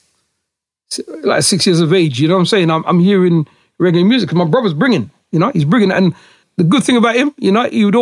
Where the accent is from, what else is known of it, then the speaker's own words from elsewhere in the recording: Huddersfield, Yorkshire and the Humber, United Kingdom; I was born here in the UK in Yorkshire. I'm a Yorkshireman. Born in a place called Lower Houses in Huddersfield